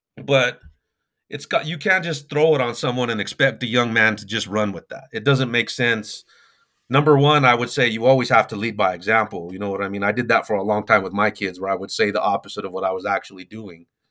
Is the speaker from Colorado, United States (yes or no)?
yes; Denver, Colorado, United States; I'm from Denver, Colorado